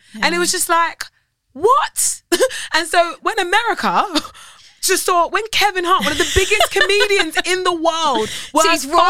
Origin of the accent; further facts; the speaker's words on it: United Kingdom; now in United States; So when I speak and they hear my accent, they're like, oh, she's British. I am celebrated anyway for being British